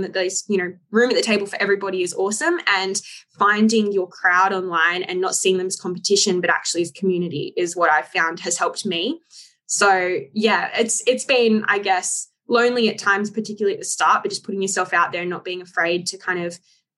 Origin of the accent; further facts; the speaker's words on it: Sydney, New South Wales, Australia; I'm from Sydney, Australia